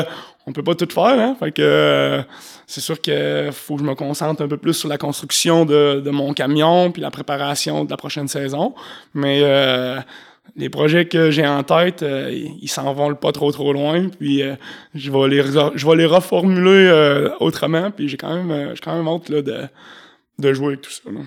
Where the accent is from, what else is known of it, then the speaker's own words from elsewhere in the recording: Saint-Raymond, Quebec, Canada; je viens de Saint-Ramon